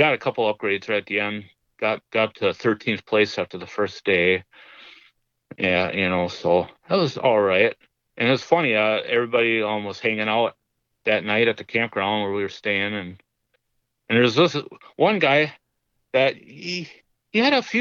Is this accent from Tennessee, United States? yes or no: no; Minnesota, United States; I'm from Minnesota